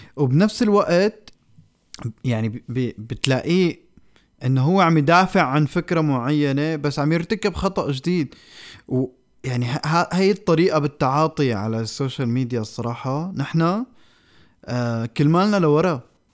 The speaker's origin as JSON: {"language": "Arabic", "country": "Syria", "moved": "yes", "lives_now": "Norway", "said": "نحن كسوريين"}